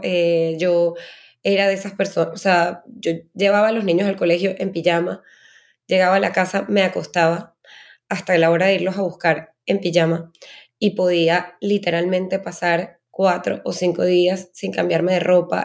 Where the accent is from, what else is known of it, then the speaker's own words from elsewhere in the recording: Venezuela; yo soy eh, venezolana